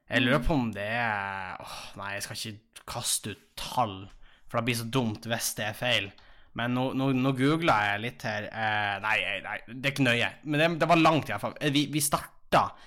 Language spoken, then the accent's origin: Norwegian; Tjongsfjord, Nordland, Norway; moved away as an adult; now in Tromsø, Norway; jeg satt jo hjemme i Tjongsfjord